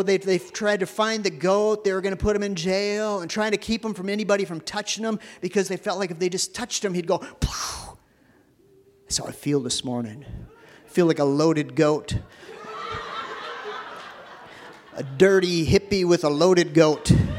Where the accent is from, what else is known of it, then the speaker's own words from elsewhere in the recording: Minneapolis, Minnesota, United States; the neighborhood that I was growing up in North Minneapolis.